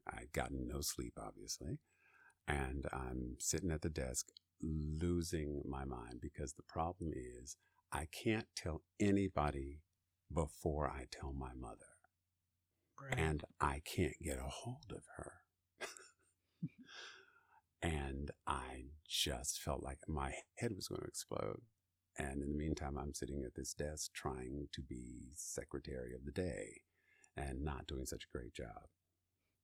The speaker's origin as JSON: {"language": "English", "region": "Maryland", "country": "United States", "moved": "yes", "said": "I'm from Maryland"}